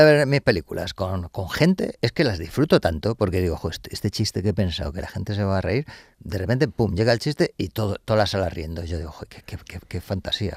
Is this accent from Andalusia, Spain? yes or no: no; Madrid, Community of Madrid, Spain; Yo soy de Carabanchel